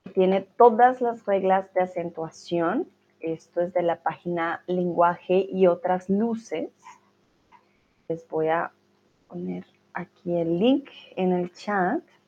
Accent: Colombia; now in Germany; Soy de Colombia, pero vivo en Alemania.

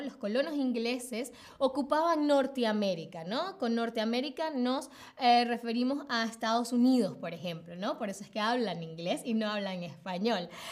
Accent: Venezuela; moved away as an adult; now in Berlin, Germany; me fui de Venezuela y me vine acá a Berlín sola

